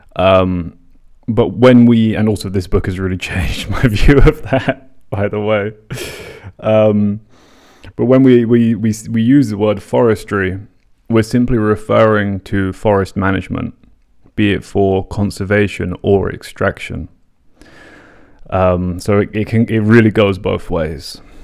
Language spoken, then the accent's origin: English; London, United Kingdom; when I was a teenager growing up in London, commuting between my broken up parents' homes in the north and south of the city